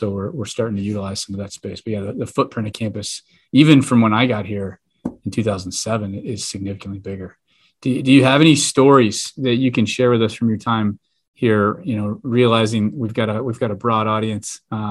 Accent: Kentucky, United States; moved away as an adult; now in Dayton, United States; I came here in 2007, and I'm from Kentucky

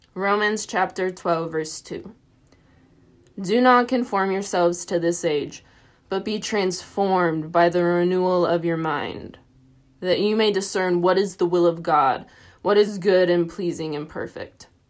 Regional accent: Tennessee, United States; moved away as an adult; now in Dayton, United States; I'm from Tennessee. I grew up hiking the Smokies a lot

